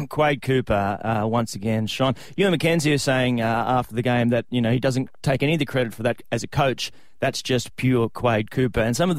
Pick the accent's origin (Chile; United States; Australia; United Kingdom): Australia; Queensland; I've always loved being a Queenslander. I have Maroon blood running through my veins, have had since the time of the day I was born.